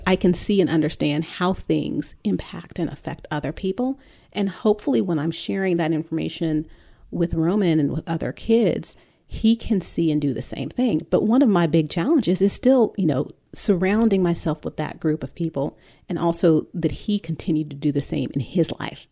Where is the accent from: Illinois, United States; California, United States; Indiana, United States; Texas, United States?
California, United States; Bay Area; also born or lived in New York / Dallas suburbs; now in Dallas, United States; growing up in the Bay Area